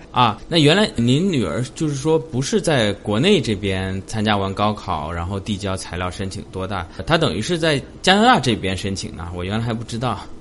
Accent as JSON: {"language": "Chinese", "country": "China", "said": "大部分我们中国人的家长会是这样想"}